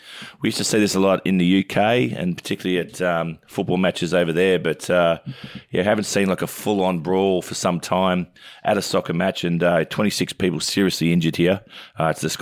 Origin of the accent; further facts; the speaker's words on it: Oak Flats, New South Wales, Australia; growing up in Oak Flats with my brother Brett and Grant